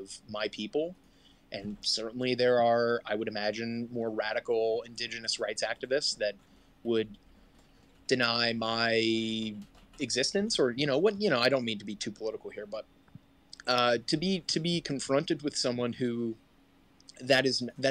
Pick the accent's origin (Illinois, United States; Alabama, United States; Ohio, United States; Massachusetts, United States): Ohio, United States; Columbus; I grew up in Columbus, Ohio